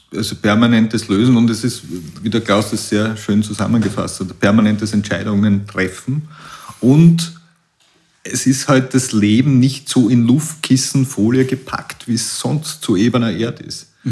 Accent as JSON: {"language": "German", "town": "Puchberg am Schneeberg", "region": "Lower Austria", "country": "Austria", "said": "Ich komme aus Buchberg am Schneeberg und bin erblich vorbelastet aus der Familie mit, mit Alpinisten aus der Region"}